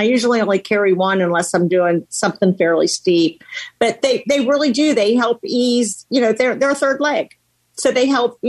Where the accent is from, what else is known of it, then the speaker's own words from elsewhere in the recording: Ohio, United States; I'm from Ohio as well.